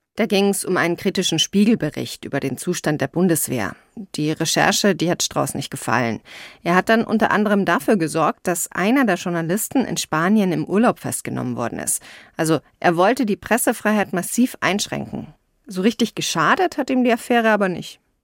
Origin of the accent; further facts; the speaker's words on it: Rosenheim, Bavaria, Germany; ich bin aus Bayern, aus Rosenheim ganz im Süden